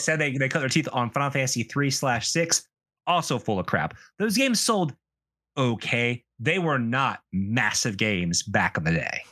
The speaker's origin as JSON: {"language": "English", "region": "South Carolina", "country": "United States", "tie": "born or raised there", "said": "I grew up in the American Southeast, and it's a, especially in South Carolina, it's a weird place to grow up"}